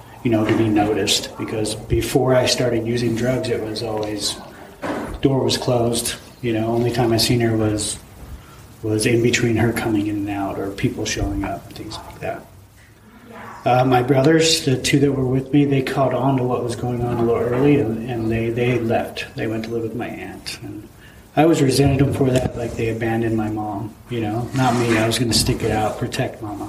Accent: Vernal, Utah, United States; also born or lived in San Diego, California; I was born in San Diego. I'm the middle child of six. My mom and my dad moved to Vernal when I was maybe a year old. So Vernal, Utah, small town.

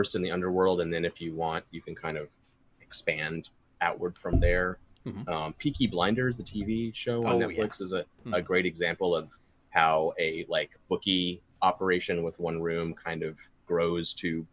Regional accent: Kentucky, United States; I'm from Kentucky

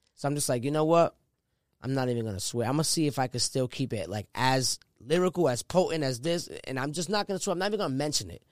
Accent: Rhode Island, United States; I'm from Rhode Island.

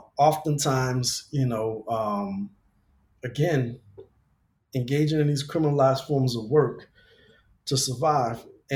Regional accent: Louisiana, United States; now in Los Angeles, United States; in my home state of Louisiana, people are still being arrested for cannabis possession. But yet here in LA Metro

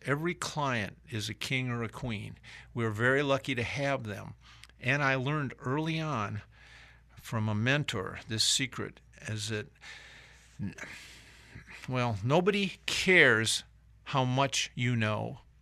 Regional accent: Michigan, United States; moved away as an adult; also born or lived in Atlanta, Georgia; now in South Carolina, United States; I was from Michigan

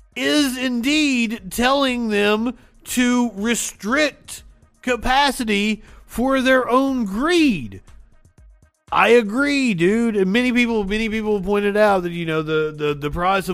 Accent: Appalachia, United States; growing up in Appalachia with the coal in the mountains

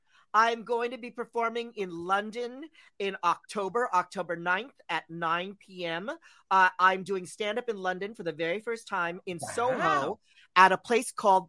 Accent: Philippines; I'm Filipino, so I love free food.

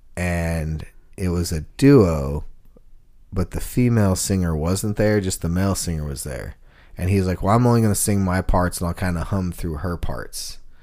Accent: Texas, United States; now in Nashville, United States; I'm from Texas, so I had boots

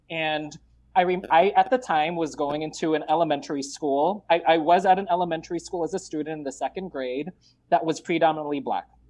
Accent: Los Angeles, California, United States; also born or lived in Marikina, Philippines / Richmond, Virginia; in 1988, my family decided to come to the United States, and we landed here in the Los Angeles area in the South Bay.

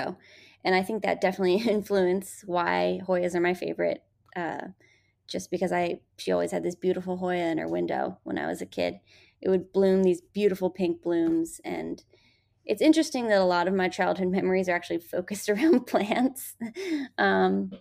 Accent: Montgomery County, Maryland, United States; Growing up in Seneca Creek State Park in Montgomery County

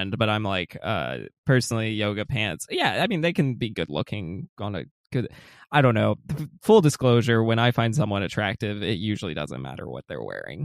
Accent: Atlanta, Georgia, United States; I'm from Atlanta, I'm from the South. It gets insanely hot down here.

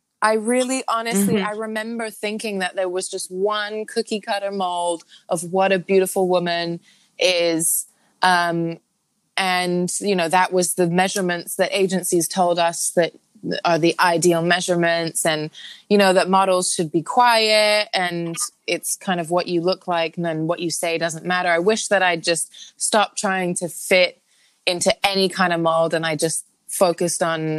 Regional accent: Hong Kong; I was born and raised in Hong Kong, but I am half South Korean, half British.

